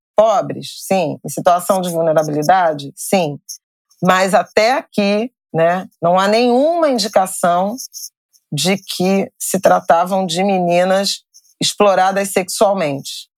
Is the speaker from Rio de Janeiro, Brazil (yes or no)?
yes; Rio de Janeiro, Brazil; Eu sou do Rio de Janeiro